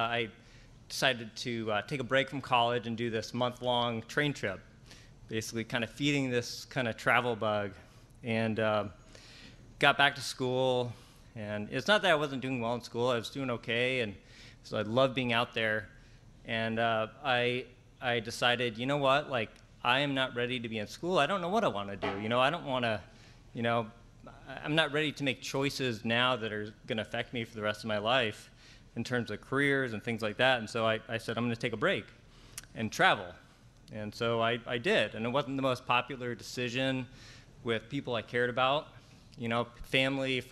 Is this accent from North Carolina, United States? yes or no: no; Nashua, New Hampshire, United States; I grew up in New Hampshire in a little town. It's actually the third biggest city in New Hampshire, Nashua.